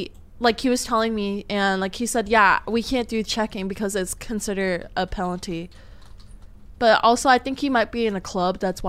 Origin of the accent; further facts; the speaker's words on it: California, United States; I'm a Californian.